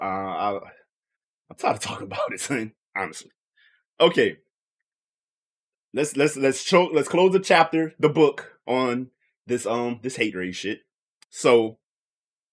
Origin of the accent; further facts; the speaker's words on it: Louisiana, United States; I'm from Louisiana